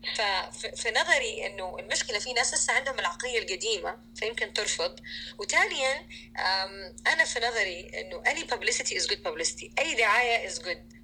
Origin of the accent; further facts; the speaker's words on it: Saudi Arabia; كسعوديه لما اكون في السعوديه